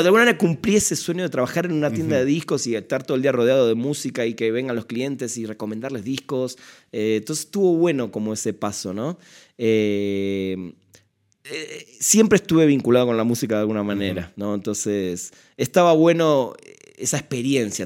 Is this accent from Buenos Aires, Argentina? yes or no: yes; Buenos Aires, Argentina; en Buenos Aires, de donde soy